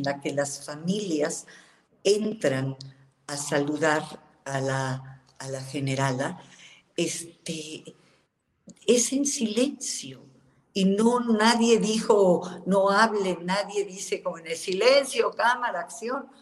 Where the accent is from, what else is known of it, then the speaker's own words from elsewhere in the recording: Mexico; somos los mexicanos